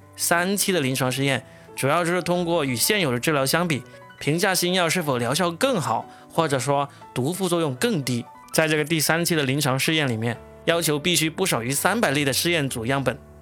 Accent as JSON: {"language": "Chinese", "country": "China", "said": "我们中国人"}